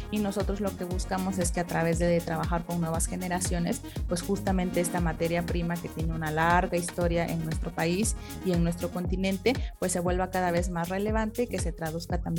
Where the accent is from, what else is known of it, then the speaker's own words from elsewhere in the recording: Oaxaca, Mexico; como oaxaqueños y como mixtecos somos poseedores